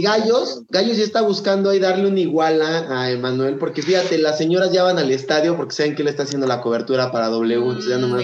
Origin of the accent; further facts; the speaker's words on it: Mexico City, Mexico; yo soy chilango